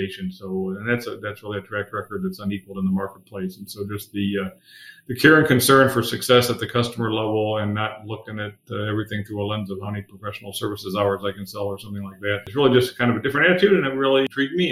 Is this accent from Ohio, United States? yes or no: yes; Akron, Ohio, United States; also born or lived in Dayton, Ohio; I've been pretty much, except very early in my life, an Ohio guy. My whole life, I grew up in the Akron, Cleveland area